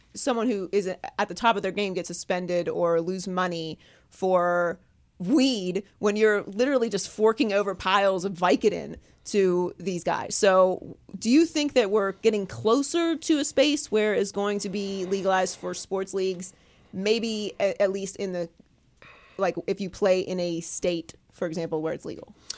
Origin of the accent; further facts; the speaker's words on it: Pittsburgh, Pennsylvania, United States; also born or lived in Miami; now in California, United States; I live in California. I grew up in Pittsburgh